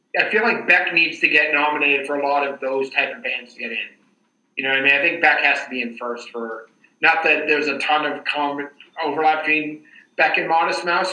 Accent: Boston, Massachusetts, United States; as a Bostonian

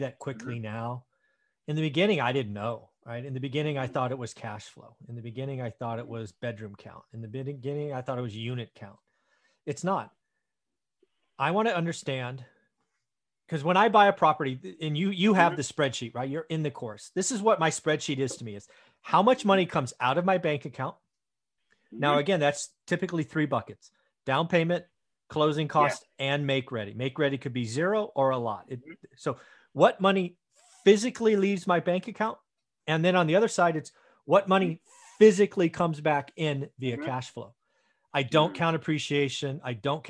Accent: the Bay Area, California, United States; I grew up in the Bay Area

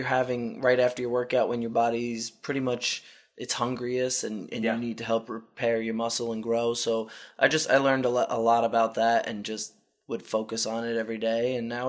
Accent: Long Island, New York, United States; I grew up on Long Island.

